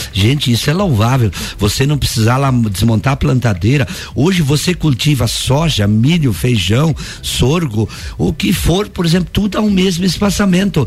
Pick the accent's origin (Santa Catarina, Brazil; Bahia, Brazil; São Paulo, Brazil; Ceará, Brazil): Santa Catarina, Brazil; somos nós brasileiros e nós catarinenses, que somos um estado fantástico